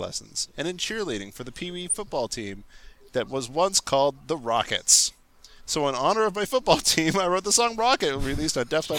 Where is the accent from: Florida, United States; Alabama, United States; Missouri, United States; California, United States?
Alabama, United States; Trussville; Barkley grew up in Leeds, Alabama, and not far from where I grew up in Trustville.